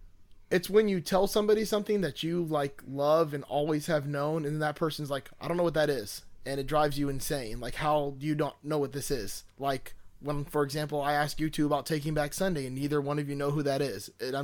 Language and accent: English; Florida, United States; See, I'm from Florida.